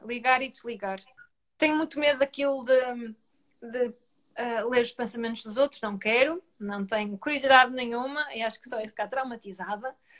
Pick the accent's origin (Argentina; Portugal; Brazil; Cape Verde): Portugal; Grijó, Norte; eu sou de Grijó, eu cresci em Grijó